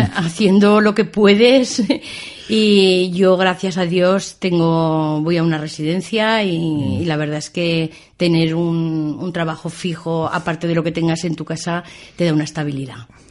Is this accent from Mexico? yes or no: no; Binéfar, Aragon, Spain; also born or lived in Tamarite de Litera; Sí, yo soy hija de Binefar.